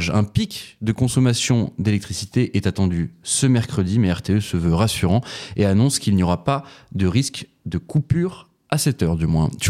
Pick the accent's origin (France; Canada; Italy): Canada; Puis moi, en tant que Canadien, je vous avoue que clairement